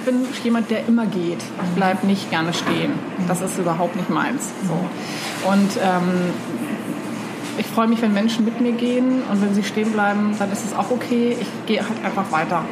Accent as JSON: {"language": "German", "region": "East Germany", "country": "Germany", "tie": "born or raised there", "moved": "yes", "lives_now": "Hamburg, Germany", "said": "ich bin zwar in Ostdeutschland aufgewachsen"}